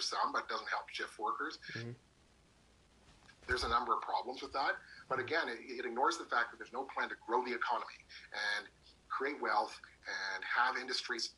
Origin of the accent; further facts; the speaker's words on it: Hamilton, Ontario, Canada; my hometown of Hamilton